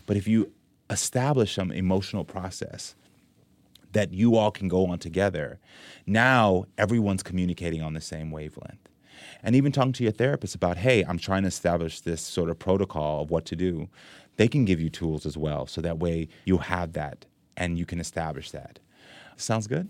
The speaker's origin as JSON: {"language": "English", "country": "Jamaica", "moved": "yes", "lives_now": "United States", "said": "we're both Jamaican"}